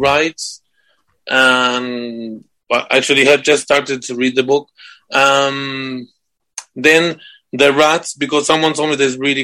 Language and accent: English; Argentina; moved away as an adult; also born or lived in United States; now in United Kingdom; I'm from Argentina.